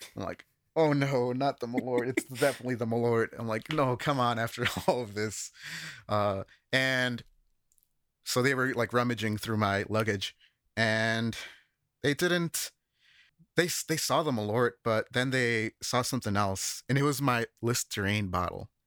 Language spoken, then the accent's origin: English; Chicago, Illinois, United States; moved away as an adult; now in Japan; I've worked with studio recording in the Chicago area, where I'm from